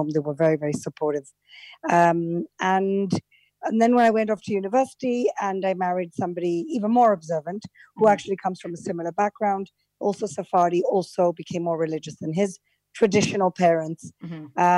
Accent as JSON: {"language": "English", "country": "Gibraltar", "tie": "born or raised there", "moved": "yes", "lives_now": "Jerusalem, Israel", "said": "is a little British colony um, in the south of Spain, the south of the Iberian Peninsula. We're not an island, we're a peninsula because we're surrounded by water on three sides and then we're connected to Spain. Mm-hmm. Um, and I grew up in a traditional Sephardi community"}